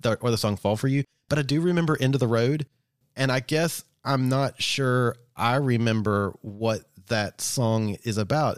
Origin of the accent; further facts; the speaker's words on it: Kentucky, United States; growing up in Kentucky